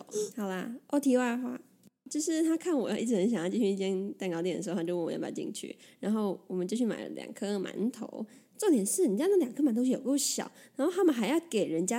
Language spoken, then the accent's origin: Chinese; Taiwan; 我是从台湾来的，